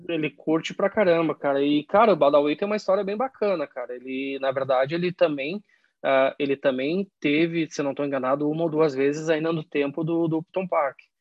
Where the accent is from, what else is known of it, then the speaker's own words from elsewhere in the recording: Caxias do Sul, Rio Grande do Sul, Brazil; moved away as an adult; now in London, United Kingdom; Eu cresci, eu cresci, eu sou de Caxias do Sul